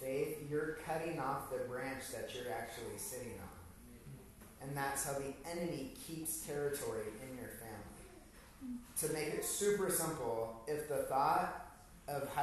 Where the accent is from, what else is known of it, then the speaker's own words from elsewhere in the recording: Hungary; Growing up in Hungary